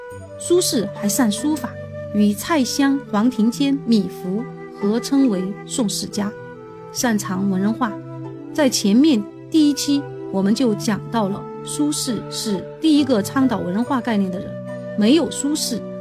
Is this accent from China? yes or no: yes; Chengdu, Sichuan, China; 我作为一个成都人是感到非常骄傲的。